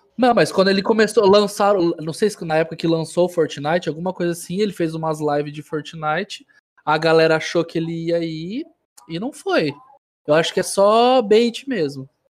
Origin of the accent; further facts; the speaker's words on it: Paraná, Brazil; eu não sou gaúcho. Ó, entende, eu imito gaúcho, tá. certo? Eu sou paranaense